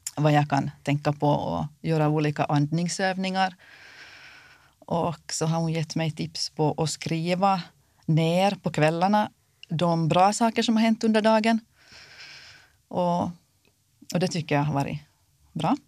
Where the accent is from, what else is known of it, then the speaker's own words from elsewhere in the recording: Kimitoön, Southwest Finland, Finland; jag kommer från Kimitoön